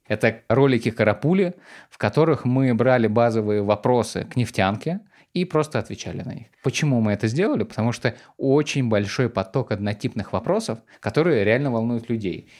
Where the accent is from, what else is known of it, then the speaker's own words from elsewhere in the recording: Volgograd, Volgograd Oblast, Russia; now in Saint Petersburg, Russia; я парень из Волгограда, из окраины Волгограда, который переехал в Петербург и устроился в Газпром